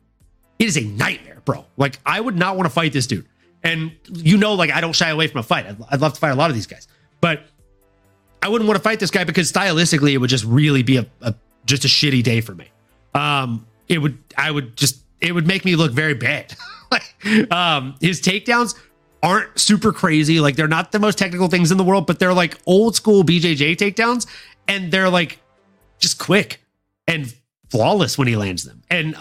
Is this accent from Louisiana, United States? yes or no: yes; Louisiana, United States; I'm from Louisiana. I have family in Texas.